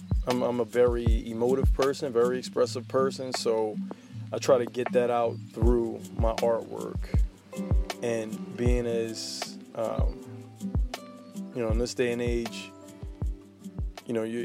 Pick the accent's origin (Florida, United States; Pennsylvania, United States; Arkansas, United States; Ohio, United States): Pennsylvania, United States; Philadelphia; I'm from North Philly. I rep Philly all day long